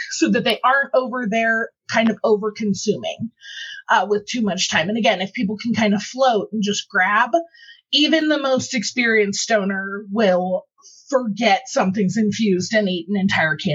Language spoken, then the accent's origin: English; Ohio, United States; moved away as an adult; I came from Ohio where it was legal for you know years when I was consuming before I moved out here, so I know the struggle is real.